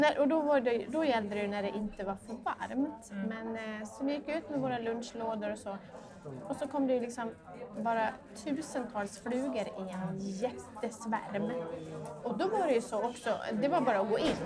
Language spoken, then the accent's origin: Swedish; Borlänge, Dalarna County, Sweden; moved away; also born or lived in London; jag kom ju från en, eh, från en mindre stad i Dalarna, jag kom från Borlänge